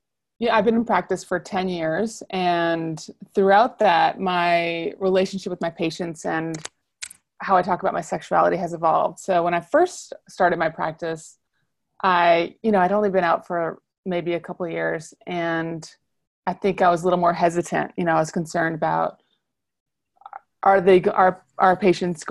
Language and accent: English; New Orleans, Louisiana, United States; I'm from the South, I'm from New Orleans